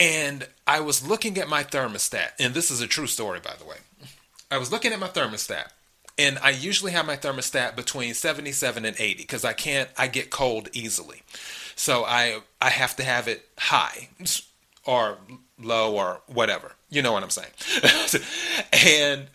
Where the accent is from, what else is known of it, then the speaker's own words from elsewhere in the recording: South Carolina, United States; moved away; I'm originally from South Carolina